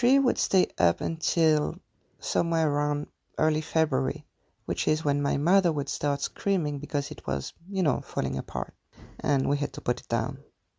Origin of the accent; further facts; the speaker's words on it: Tunisia; moved away; I grew up in Tunisia, which is a Muslim country